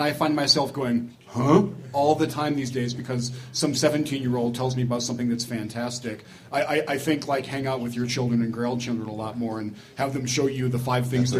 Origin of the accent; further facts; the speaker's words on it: Cambridge, Massachusetts, United States; My hometown of Cambridge, Massachusetts